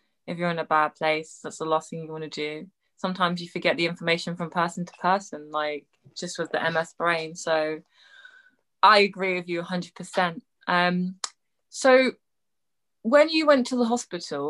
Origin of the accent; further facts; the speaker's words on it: England, United Kingdom; I'm English